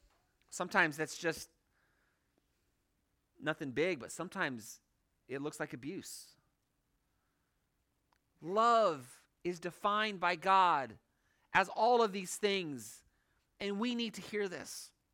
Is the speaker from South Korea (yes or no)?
no; Hong Kong; For those of you who don't know, I grew up in Hong Kong. I have this affinity towards Chinese.